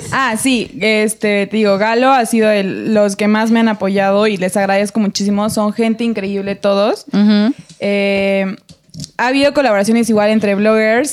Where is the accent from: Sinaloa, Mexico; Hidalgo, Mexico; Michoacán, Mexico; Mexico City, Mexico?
Hidalgo, Mexico; Tulancingo; mi pueblo. O sea, yo soy de Tulencingo en Hidalgo